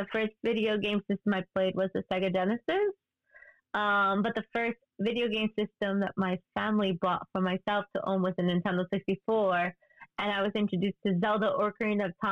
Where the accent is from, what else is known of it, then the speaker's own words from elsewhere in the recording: New York City, New York, United States; I'm from New York City